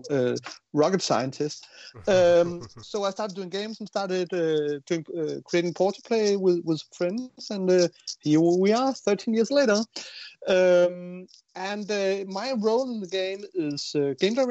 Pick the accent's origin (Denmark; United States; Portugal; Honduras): Denmark; We're from Denmark, so we work in Unity